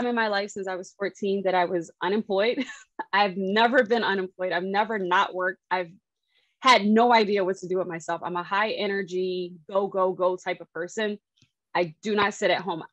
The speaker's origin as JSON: {"language": "English", "town": "Philadelphia", "region": "Pennsylvania", "country": "United States", "said": "I'm a girl from Philly. Mm-hmm. I'm the youngest. I have two older brothers, so I have a pretty ratchet, rough side of me. Mm-hmm. Grew up playing basketball"}